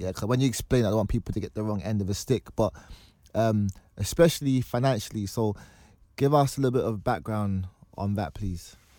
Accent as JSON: {"language": "English", "country": "Nigeria", "said": "as a Nigerian"}